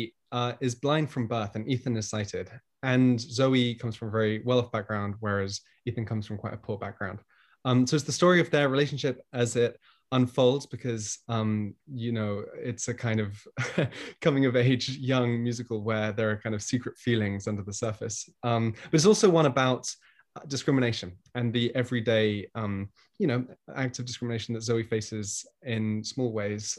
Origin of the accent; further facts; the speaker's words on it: United Kingdom; moved away; I am from Britain originally.